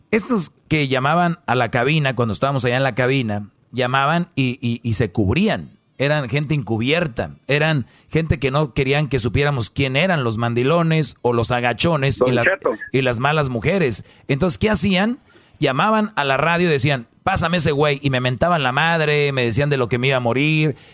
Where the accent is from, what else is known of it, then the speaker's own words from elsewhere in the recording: Honduras; Yo soy de Honduras, po.